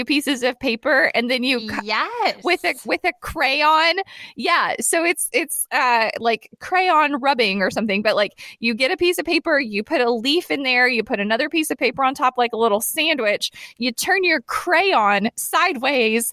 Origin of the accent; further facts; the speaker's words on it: Tennessee, United States; I'm from Tennessee.